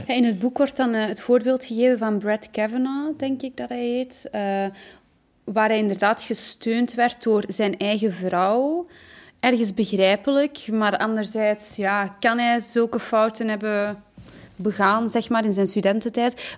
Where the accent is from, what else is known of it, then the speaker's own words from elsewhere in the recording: Belgium; ik ben afkomstig uit België